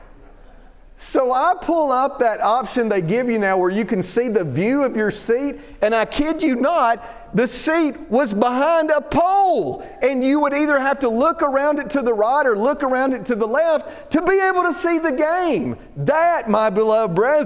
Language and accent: English; Alabama, United States; moved away as an adult; now in Northern Virginia, United States; growing up in Alabama, right, we didn't have professional football.